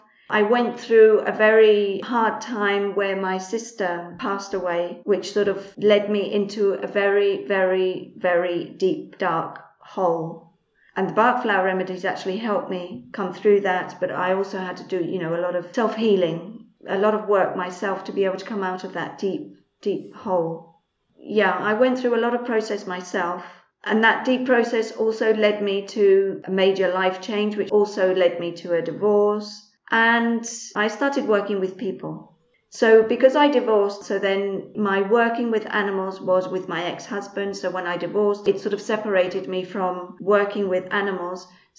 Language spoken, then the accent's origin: English; Spain; also born or lived in England; because I'm English. I was born in England and my parents are English as well. But I came out to Spain when I was roughly around 3 years old. So I've basically lived in Spain all my life.